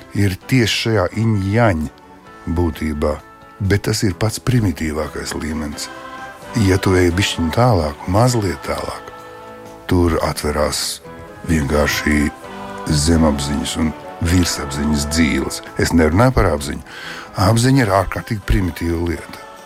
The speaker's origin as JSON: {"language": "Latvian", "town": "Liepāja", "region": "Kurzeme", "country": "Latvia", "tie": "born or raised there", "also_born_or_lived": "Leningrad", "said": "es piedzimu un uzaugu Pastilā 11. liepājā"}